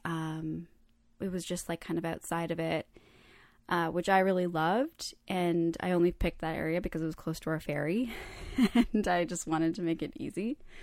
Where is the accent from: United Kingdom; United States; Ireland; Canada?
Canada; I was born in Canada, but I feel very connected to the Croatian culture